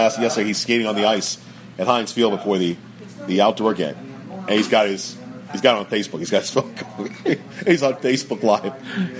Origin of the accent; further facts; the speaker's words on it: Simsbury, Connecticut, United States; also born or lived in Chicago, Illinois / Los Angeles, California / Kansas City, Missouri / Washington, D.C.; Los Angeles, California, Kansas City, Missouri, Washington, D.C., and finally we settled down in, of all places, a small town called Simsbury, Connecticut.